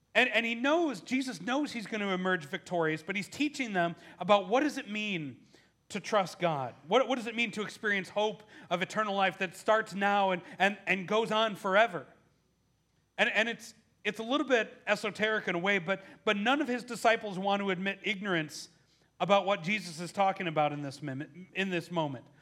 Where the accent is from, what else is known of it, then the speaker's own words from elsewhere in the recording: Milwaukee, Wisconsin, United States; moved away; my hometown of, of Milwaukee